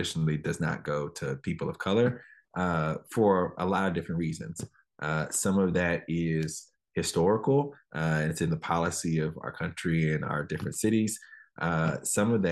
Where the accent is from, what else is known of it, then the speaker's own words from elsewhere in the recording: Dallas, Texas, United States; now in Oakland, United States; I grew up in Dallas, kind of on the southern sector of Dallas